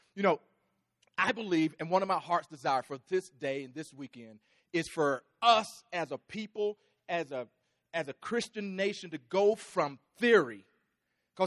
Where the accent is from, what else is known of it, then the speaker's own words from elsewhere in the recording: Texas, United States; I'm from Texas